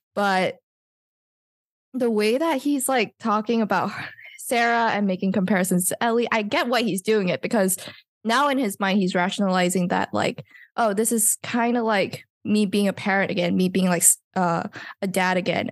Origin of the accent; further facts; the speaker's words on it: Malaysia; I can vaguely understand Bahasa because I'm Malaysian